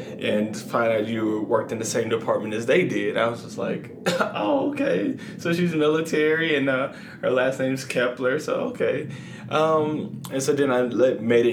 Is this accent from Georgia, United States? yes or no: yes; Atlanta, Georgia, United States; moved away as an adult; also born or lived in San Antonio, Texas / Korea / Lakenheath, England; now in Las Vegas, United States; I'm born and raised in Atlanta, Georgia